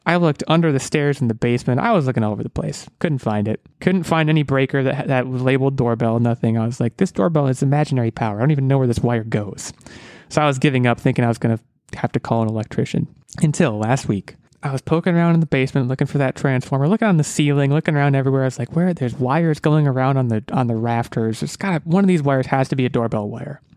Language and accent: English; United States; I'm an American.